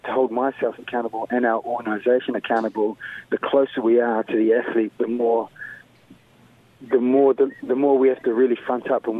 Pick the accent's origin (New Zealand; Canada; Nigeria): New Zealand; Wellington; also born or lived in Sierra Leone / Nelson, New Zealand; I grew up in Wellington, you know, after moving from Sierra Leone